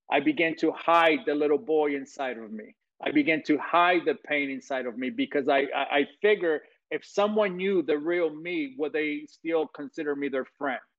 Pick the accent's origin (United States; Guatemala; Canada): Guatemala; I come from Guatemala, Central America, where in 24 hours my life changed in 24 hours